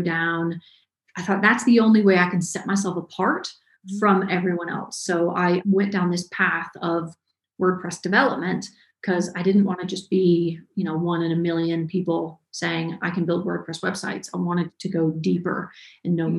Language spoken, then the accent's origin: English; Ellijay, Georgia, United States; I'm from a very small town in North Georgia. It's called Ellijay. Um, tiny, tiny little town grew up there, kind of born and raised in Georgia.